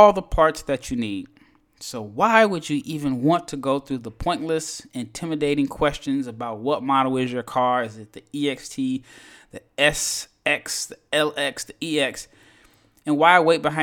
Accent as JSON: {"language": "English", "country": "United States", "said": "an American man"}